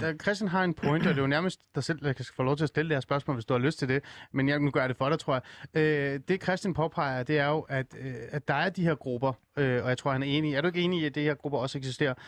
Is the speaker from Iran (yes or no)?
yes; Iran; now in Denmark; jeg kommer oprindeligt fra Iran